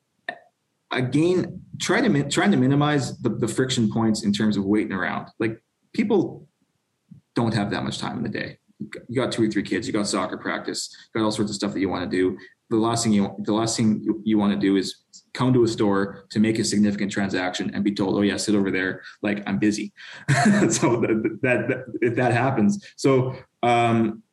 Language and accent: English; Canada; now in California, United States; I'm Canadian.